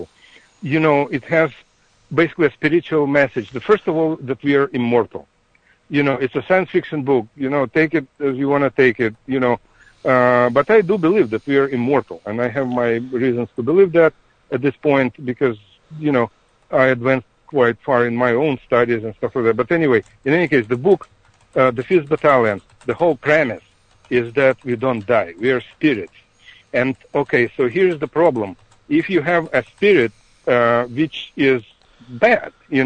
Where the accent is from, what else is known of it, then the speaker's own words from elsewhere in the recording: Ukraine; moved away; also born or lived in Russia; I'm from Ukraine myself. I'm a Ukrainian